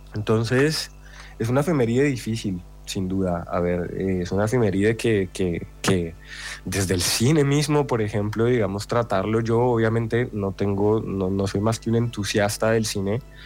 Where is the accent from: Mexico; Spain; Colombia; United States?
Colombia; soy colombiano